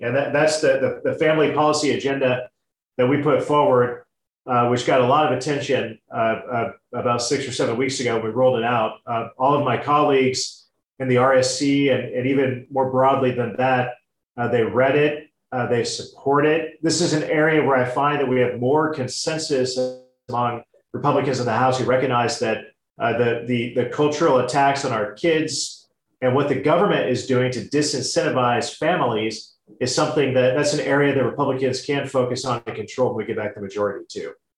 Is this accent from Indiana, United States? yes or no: yes; Indiana, United States